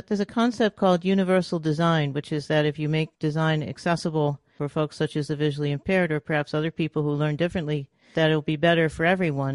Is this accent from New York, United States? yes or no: yes; New York City, New York, United States; moved away as an adult; also born or lived in Massachusetts; now in California, United States; I'm originally from New York City, then went up to, to M I T to go to school, and then out here to California